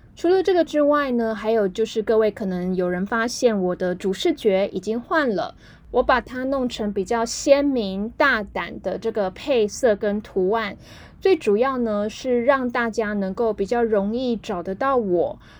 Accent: Taiwan; 我们台湾这边会讲说很爱现

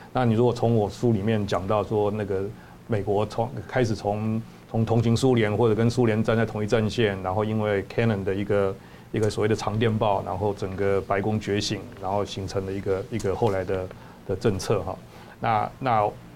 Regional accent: Taiwan; 我们台湾人

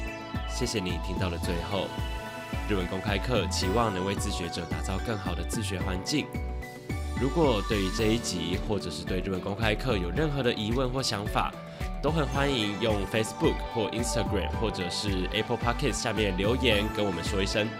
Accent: Taiwan; 我们身在台湾，身为一个台湾人，处境或许与这两个民族相似。

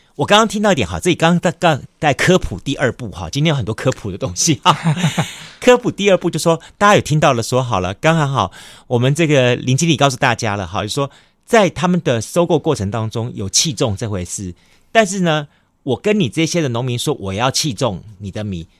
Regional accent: Kaohsiung, Taiwan; 以前我们住小时候在左营眷村那里

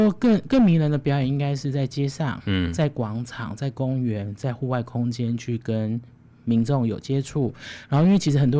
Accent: Chiayi, Chiayi County, Taiwan; 因为我是嘉义人，我是嘉义人。嗯，然后我小时候，我从很小很小就开始学跳舞

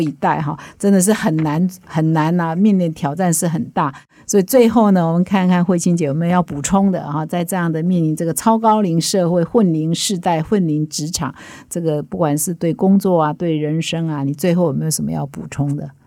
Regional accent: Taiwan; 我们台湾人应变很快

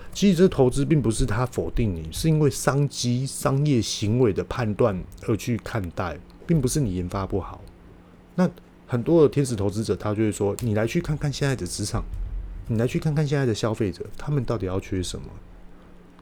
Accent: Taiwan; 我们台湾人呢，勇创于商品，可以辅助我们的商品做外销

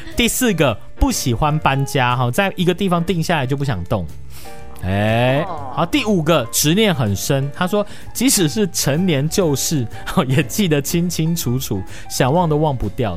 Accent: Taiwan; 我们台湾人

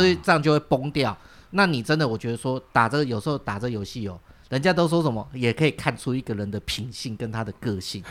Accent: Chiayi, Taiwan; moved away; 因为我老家在嘉义

